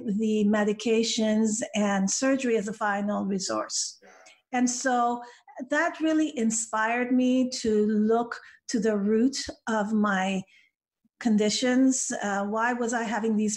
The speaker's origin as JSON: {"language": "English", "town": "Vancouver", "region": "British Columbia", "country": "Canada", "tie": "born or raised there", "second_language": "English", "moved": "as an adult", "lives_now": "United States", "said": "my hometown in Vancouver, Canada"}